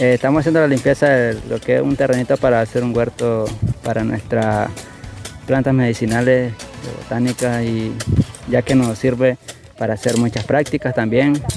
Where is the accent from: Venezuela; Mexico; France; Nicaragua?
Nicaragua; first language Mayangna; Spanish is a second language; como indígenas que somos este, en Nicaragua